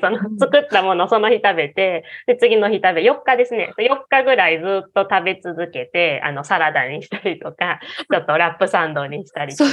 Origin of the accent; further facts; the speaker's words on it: Osaka, Japan; accent: Kansai dialect; moved away as an adult; now in Kyoto, Japan; 出身は、あの、大阪です。大阪で生まれて、もう大阪でずっと育ったんで、こんな感じで普段は、めっちゃ関西弁